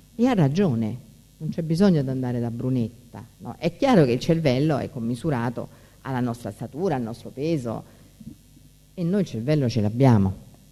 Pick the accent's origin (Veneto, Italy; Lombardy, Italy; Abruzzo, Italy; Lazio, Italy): Lazio, Italy; Rome; io sono di Roma